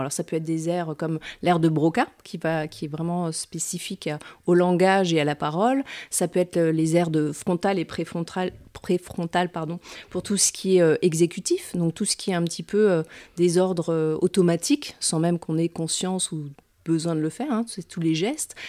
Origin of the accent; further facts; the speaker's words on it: Metz, Grand Est, France; also born or lived in Nancy; je suis originaire de Metz et j'y habite et j'y travaille actuellement